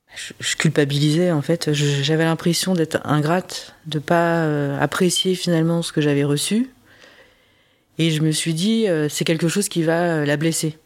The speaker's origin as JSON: {"language": "French", "country": "France", "tie": "born or raised there", "also_born_or_lived": "South Korea", "said": "moi j'ai grandi euh, en France, je parle pas le coréen"}